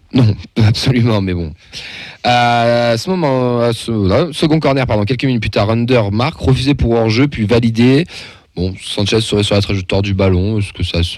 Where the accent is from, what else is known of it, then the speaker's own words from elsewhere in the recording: Auvergne-Rhône-Alpes, France; en tant qu'Auvergnat